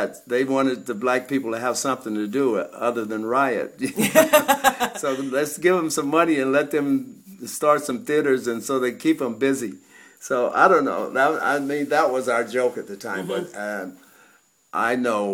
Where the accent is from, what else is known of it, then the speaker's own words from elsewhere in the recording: California, United States; I was from California